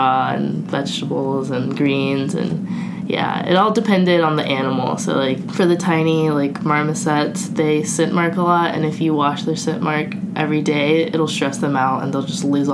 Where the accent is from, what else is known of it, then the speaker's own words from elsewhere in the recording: California, United States; moved away as an adult; also born or lived in North Carolina; I was from California